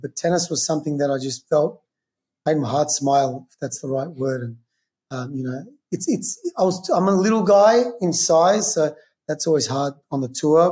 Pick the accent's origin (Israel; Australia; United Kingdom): Australia; Melbourne, Victoria; also born or lived in New York; now in Los Angeles, United States; I'm from Melbourne, where kind of Australian football started